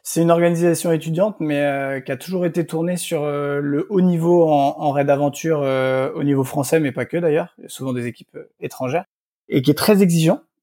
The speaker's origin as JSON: {"language": "French", "region": "South Brittany", "country": "France", "tie": "born or raised there", "also_born_or_lived": "Nantes / Lille / Nice", "moved": "yes", "said": "je suis originaire de du Morbihan en, Bretagne Sud où j'ai grandi"}